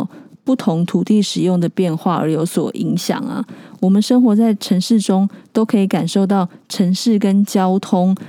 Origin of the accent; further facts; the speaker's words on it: Keelung, Taiwan; 我老家在基隆